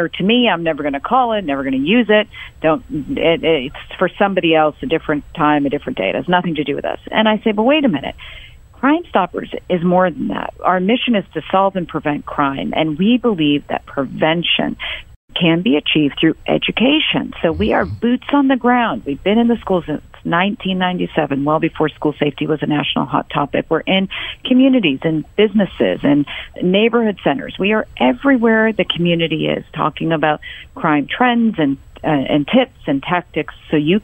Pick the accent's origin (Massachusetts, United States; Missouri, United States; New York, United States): Massachusetts, United States; Boston; moved away as an adult; now in Houston, United States; born and raised in Boston, Massachusetts